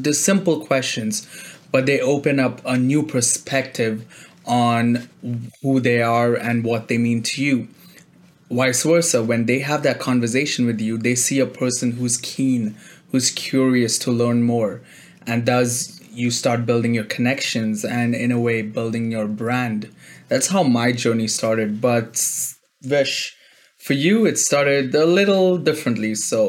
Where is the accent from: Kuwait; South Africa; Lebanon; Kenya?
Kuwait; moved away as an adult; now in Toronto, Canada; I came here from Kuwait. I was an international student when I joined university in Toronto.